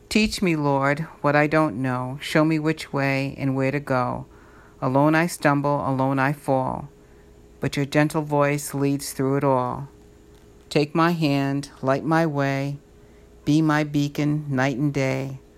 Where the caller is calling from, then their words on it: Chesapeake, Virginia, United States; I'm calling from Chesapeake, Virginia.